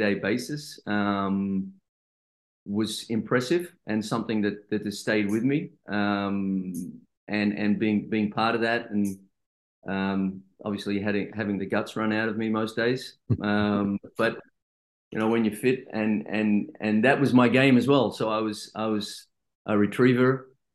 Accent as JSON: {"language": "English", "town": "Sydney", "region": "New South Wales", "country": "Australia", "also_born_or_lived": "Amsterdam / Belgium", "moved": "as an adult", "said": "I'm from Sydney as well"}